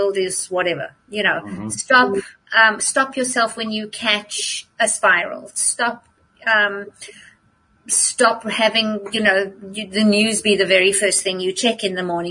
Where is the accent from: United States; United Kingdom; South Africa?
South Africa; moved away as an adult; When I grew up in South Africa, we didn't have television when I was growing up